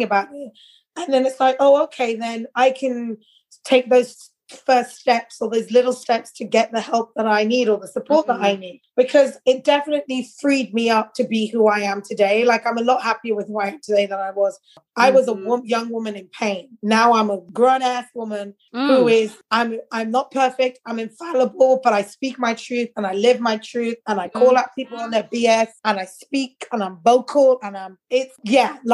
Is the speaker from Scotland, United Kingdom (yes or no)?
no; London, United Kingdom; moved away as an adult; now in Netherlands; I'm growing up in London